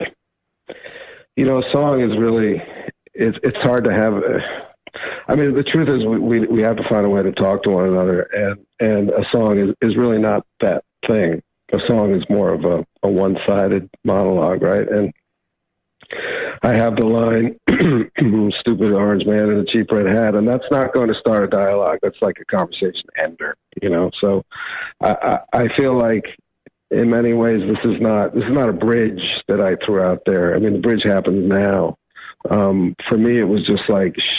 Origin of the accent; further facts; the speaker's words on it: New York, United States; I'm from New York